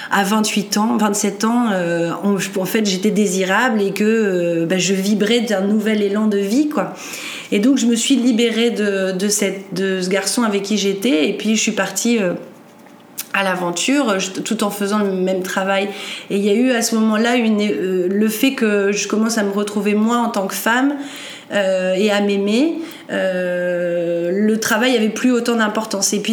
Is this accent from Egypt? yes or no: no; northern France, France; je suis originaire du nord de la France.